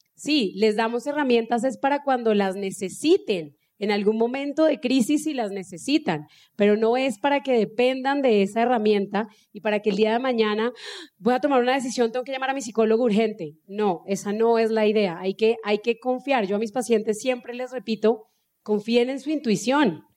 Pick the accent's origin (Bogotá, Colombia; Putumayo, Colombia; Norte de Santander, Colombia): Norte de Santander, Colombia; Cúcuta; mi familia viene de una región, los que son de acá, pues somos de Cúcuta y pues allá somos bien secos y hablamos bien golpeado